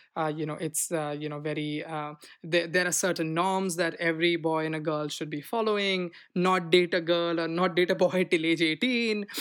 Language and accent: English; Delhi, India; moved away as an adult; now in United States; when I came from India